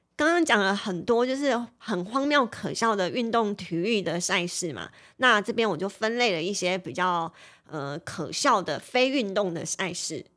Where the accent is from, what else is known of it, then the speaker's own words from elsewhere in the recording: Taiwan; 我们台湾人